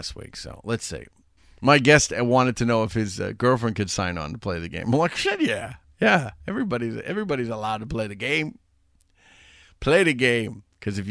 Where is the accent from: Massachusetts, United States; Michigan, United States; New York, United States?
Massachusetts, United States; Chelsea; moved away; you can take me out of Chelsea, but you can't take the Chelsea out of me.